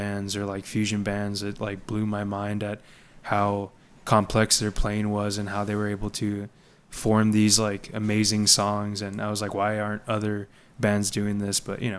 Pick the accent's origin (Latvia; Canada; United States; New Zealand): United States; Laredo, Texas; now in San Antonio, United States; I'm from Laredo